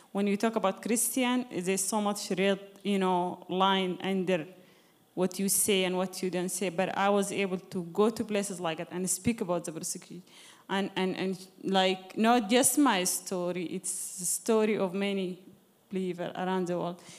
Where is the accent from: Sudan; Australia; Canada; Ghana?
Sudan; moved away; I'm originally from Sudan, you know, Sudan is Islamic country.